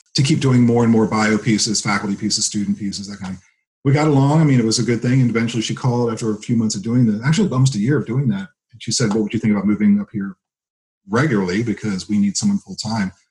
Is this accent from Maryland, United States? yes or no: yes; Laurel, Maryland, United States; moved away as an adult; also born or lived in New Jersey / Frederick, Maryland; now in Pennsylvania, United States; I was born in New Jersey. We moved when I was three. I grew up in Maryland right between, like literally smack dab between Baltimore's here, DC's here, Laurel, the town I grew up in, was right in between them.